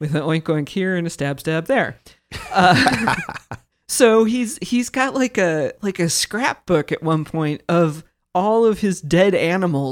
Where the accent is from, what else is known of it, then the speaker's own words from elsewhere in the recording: Kansas, United States; I grew up in Kansas.